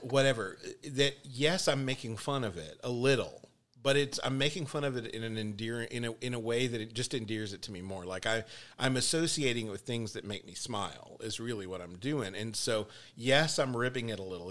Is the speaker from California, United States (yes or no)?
no; Texas, United States; I'm Texan